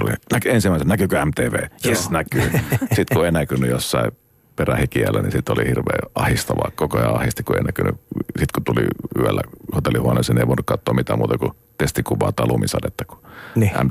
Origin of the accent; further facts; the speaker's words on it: Joensuu, North Karelia, Finland; jos puhutaan Joensuusta, niin, niin mistä, mistä minä olen kotoisin